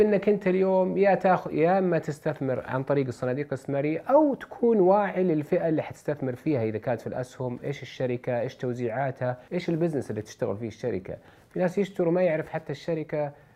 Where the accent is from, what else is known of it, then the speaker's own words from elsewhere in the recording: Saudi Arabia; عندنا في السعوديه